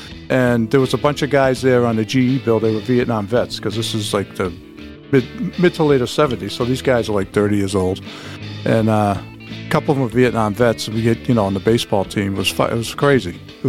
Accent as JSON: {"language": "English", "town": "Boston", "region": "Massachusetts", "country": "United States", "tie": "born or raised there", "also_born_or_lived": "North Shore, Massachusetts", "said": "I grew up in East Boston, and high school was in the suburbs"}